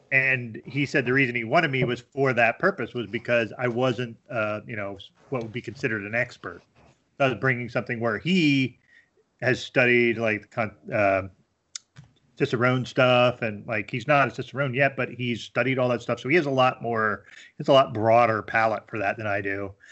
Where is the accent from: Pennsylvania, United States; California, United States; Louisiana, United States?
Pennsylvania, United States; rural; moved away as an adult; also born or lived in Miami, Florida / Harrisburg, Pennsylvania / Scranton, Pennsylvania; now in Binghamton, United States; my formative years were in, uh, very rural P